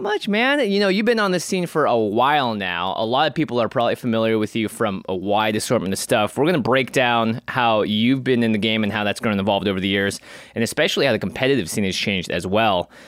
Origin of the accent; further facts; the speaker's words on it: Seattle, Washington, United States; I grew up in Seattle